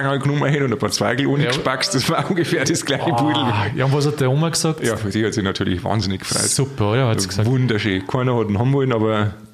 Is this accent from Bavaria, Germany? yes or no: yes; Bavaria, Germany; Also ich darf wirklich da in meine Heimat, darf noch Niederbayern fahren.